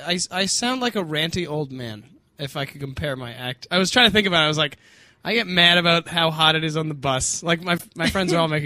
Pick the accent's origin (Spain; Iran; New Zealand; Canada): Canada; Ladner, British Columbia; I grew up just outside of Vancouver